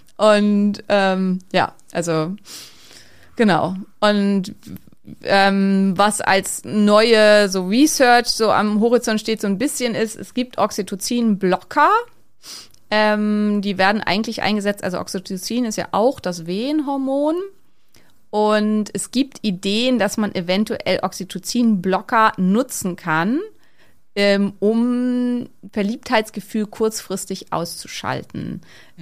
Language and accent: German; Neumünster, Schleswig-Holstein, Germany; in Neumünster gibt's sowas sicher nicht, also wo ich herkomme